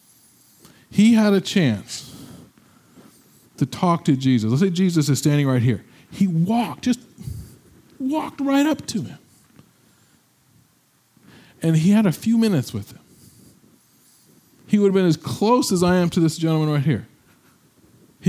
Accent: Midwest, United States; we're from the Midwest

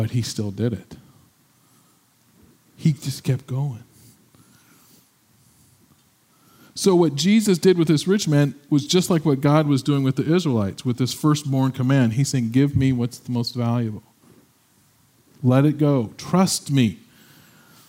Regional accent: Midwest, United States; we're from the Midwest

